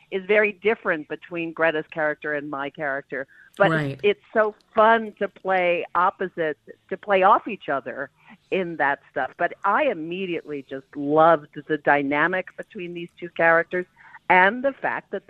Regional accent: New York, United States; I am from New York.

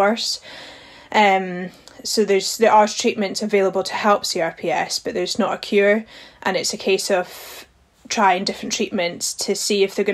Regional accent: Highlands of Scotland, United Kingdom; growing up in the Highlands of Scotland

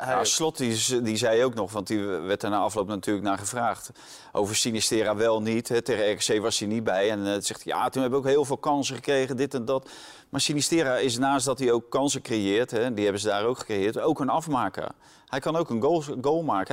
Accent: Netherlands; wij denken als Nederlanders

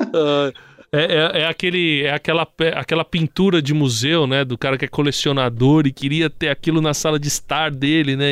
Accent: ABC Paulista, São Paulo, Brazil; como eu sou do ABC, eu lembro, a gente tinha a Gibiteca, ou tem ainda a Gibiteca, em Santo André e em São Sim. Bernardo

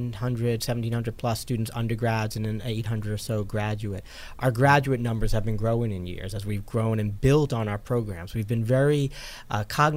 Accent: New York, United States; moved away as an adult; also born or lived in Potsdam, New York / Virginia / Philadelphia; now in Buffalo, United States; I'm originally from New York, but the other part of the state.

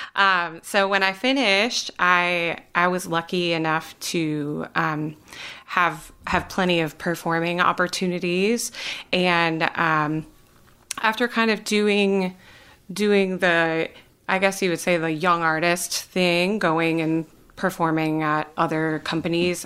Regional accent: Wisconsin, United States; moved away as an adult; now in North Carolina, United States; I am originally from Wisconsin

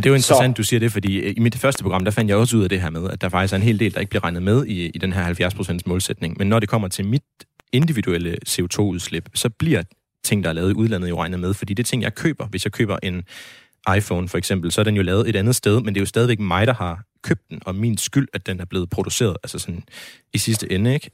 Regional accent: Denmark; jeg som øh, dansker

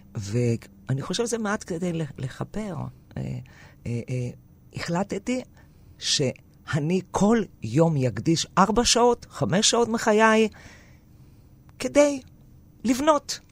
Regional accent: a small village in northern Greece, Greece; first language Greek; Hebrew is a second language; moved away as an adult; now in Israel; נולדתי בצפון יוון, בכפר קטן, שדיברו מין, אה, אה, דיאלקט, אה, אה, קווקליוטיקה

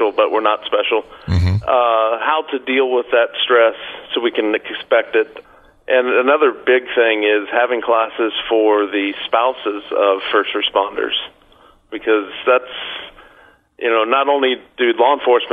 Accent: Florida, United States; I'm from Florida

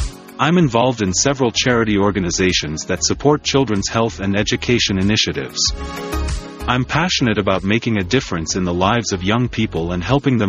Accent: Louisiana, United States; I grew up in Louisiana and was exposed to hunting and fishing at a young age.

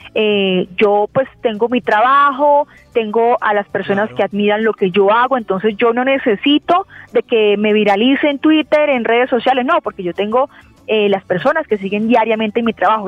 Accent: Cúcuta, Norte de Santander, Colombia; moved away as an adult; now in Bogotá, Colombia; yo soy de Cúcuta, norte de Santander. Antes de venir aquí a trabajar a la capital, a Bogotá

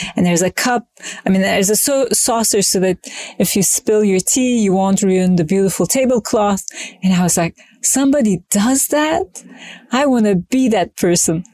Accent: Izmir, Turkey; moved away; I was born in Turkey in Izmir on the Aegean coast

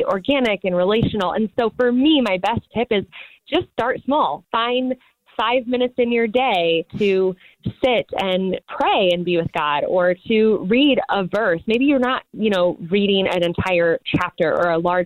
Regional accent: Midwest, United States; now in Los Angeles, United States; I'm from the Midwest.

